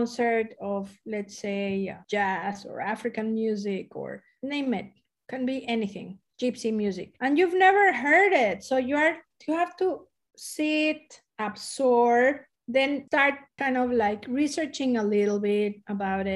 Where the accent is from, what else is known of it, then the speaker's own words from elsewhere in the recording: Mexico City, Mexico; also born or lived in Los Angeles, United States / New York, United States; now in San Diego, United States; I'm originally from Mexico City. Soy mexicana